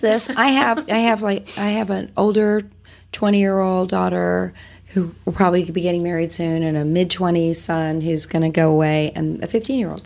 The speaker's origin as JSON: {"language": "English", "region": "Wales", "country": "United Kingdom", "tie": "born or raised there", "moved": "yes", "lives_now": "United States", "said": "I was born in Wales. I'm I'm the immigrant"}